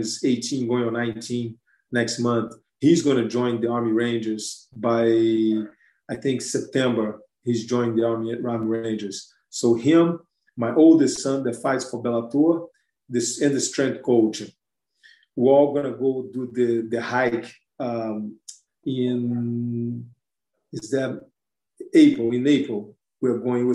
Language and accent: English; Brazil; moved away; I'm from Brazil